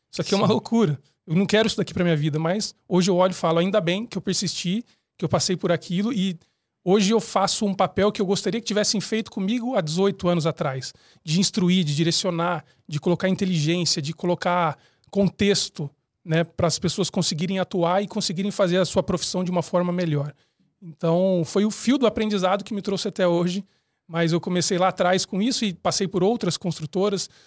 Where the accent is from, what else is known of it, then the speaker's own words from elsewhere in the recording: São Paulo, Brazil; Eu sou de São Paulo, mas enfim, eu já mudei bastante na minha vida.